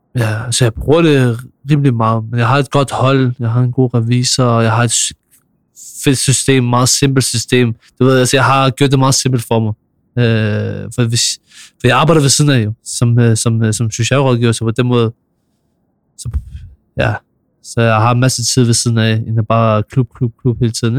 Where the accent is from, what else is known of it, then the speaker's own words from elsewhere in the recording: Copenhagen, Capital Region of Denmark, Denmark; Jeg er fra Nordvest